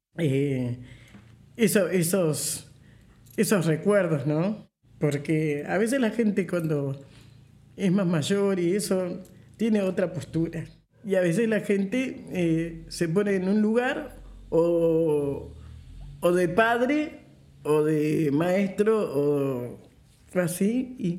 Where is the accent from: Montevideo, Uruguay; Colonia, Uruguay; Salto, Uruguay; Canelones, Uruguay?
Montevideo, Uruguay; nací aquí en Montevideo, como les contaba, en el barrio Palermo, un barrio de negros, como, como dice la canción. Eh, y bueno, en este barrio me crié